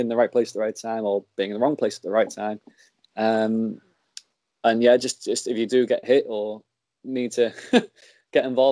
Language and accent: English; Liverpool, North West England, United Kingdom; to have worked a wrestling match in my hometown arena